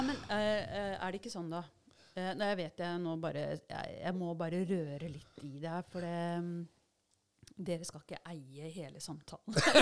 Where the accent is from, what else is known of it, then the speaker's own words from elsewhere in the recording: Larvik, Vestfold, Norway; jeg har vokst opp eh, i Brunlandnes ved Larvik, med skjærgården der.